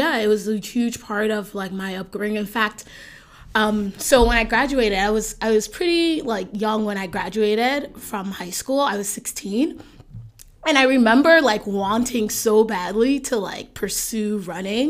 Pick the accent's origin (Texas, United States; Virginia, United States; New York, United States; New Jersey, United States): New Jersey, United States; Jersey City; also born or lived in Nigeria / Union, New Jersey; So I grew up in Jersey City. I schooled in Jersey City for, I think, maybe up to like 7th grade.